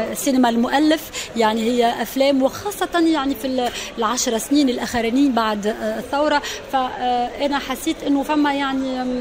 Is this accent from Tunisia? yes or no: yes; Kairouan, Kairouan Governorate, Tunisia; accent: Tunisian; أنا جاي من ولاية القيروان